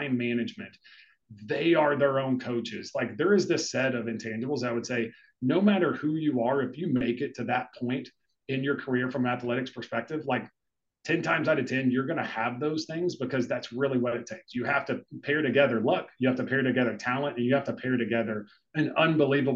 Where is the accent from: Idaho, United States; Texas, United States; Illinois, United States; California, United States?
Texas, United States; also born or lived in Chicago; now in South Florida, United States; I grew up in Texas.